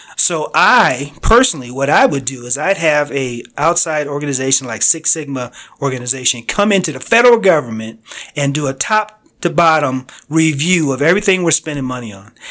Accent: Connecticut, United States; I grew up in Connecticut on the East Coast.

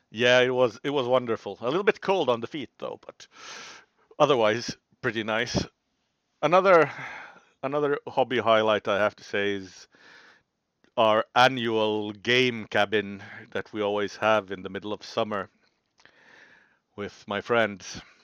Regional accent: Finland; I'm from Finland

